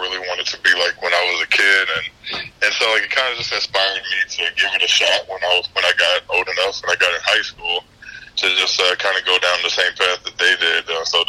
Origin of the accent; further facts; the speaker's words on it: Houston, Texas, United States; I got drafted to my hometown team, the Houston Texans